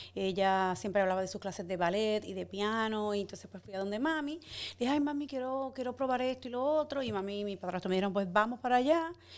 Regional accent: Santo Domingo, Distrito Nacional, Dominican Republic; moved away as an adult; also born or lived in Guttenberg, New Jersey, United States; es de Santo Domingo, República Dominicana. Eh, yo nací, me crié en el INVI, que queda en los kilómetros

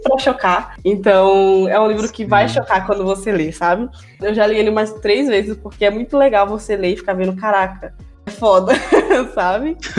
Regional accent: Northeast Region, Brazil; Eu falo nordestina que eu sou nordestina também

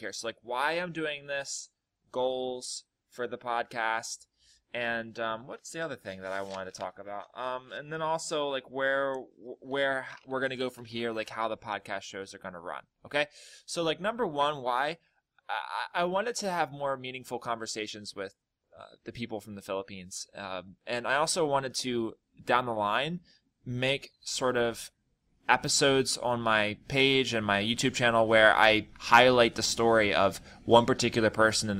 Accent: United States; I'm a foreigner, basically. I'm from America.

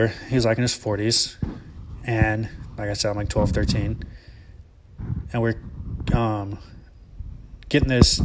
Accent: Alabama, United States; growing up in Alabama and living in the woods

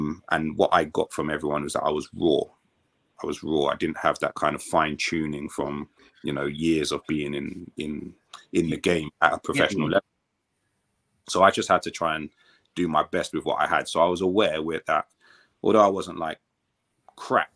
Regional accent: London, United Kingdom; I'm from the London Borough of Brent. So I used to play for Brent

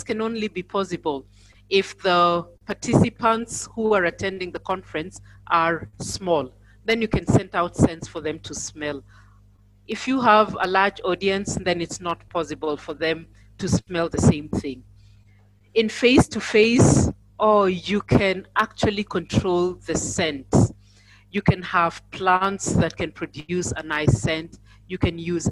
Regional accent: Nairobi, Kenya; I am from Nairobi, Kenya

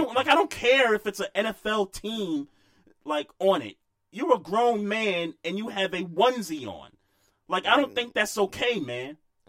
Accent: New York, United States; I grew up in New York

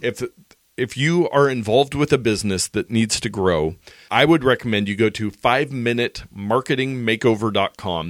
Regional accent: United States; as American, adult Americans

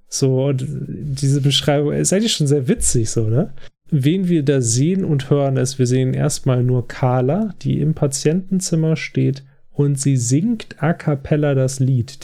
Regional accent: Germany; als Deutsche

